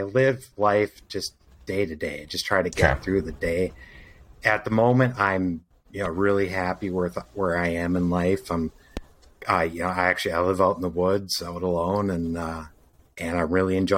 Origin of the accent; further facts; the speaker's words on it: Minnesota, United States; also born or lived in Fort Myers, Florida; I'm from Minnesota. I was born in Minnesota, but then I spent some time in the late 90s living in Fort Myers, Florida as a child, and then came back here 5 years later and spent the rest of my life since then here in Minnesota